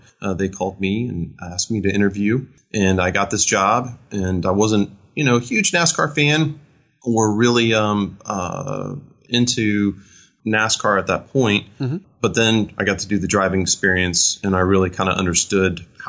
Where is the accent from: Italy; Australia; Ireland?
Italy; born there; Well, I was born in Italy. My dad was in the Navy, and I just have this affinity for everything Italian.